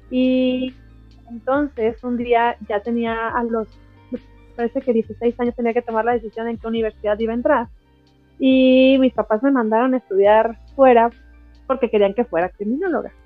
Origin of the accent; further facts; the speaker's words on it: Morelia, Michoacán, Mexico; yo soy de Morelia, ¿no? En Morelia, Michoacán